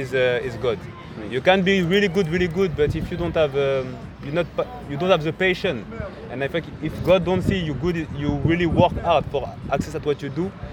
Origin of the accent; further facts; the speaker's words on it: France; English is a second language; moved away as an adult; also born or lived in Dakar, Senegal / Paris, France; now in United States; I born in Senegal, in Dakar, in Africa. I grow in France